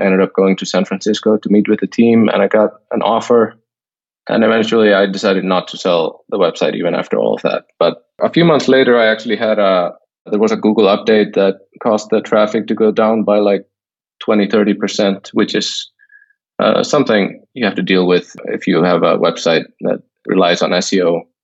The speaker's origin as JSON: {"language": "English", "country": "Iceland", "tie": "born or raised there", "moved": "as an adult", "lives_now": "Thailand", "said": "I, have always lived in Iceland, although I'm I'm staying in Thailand now"}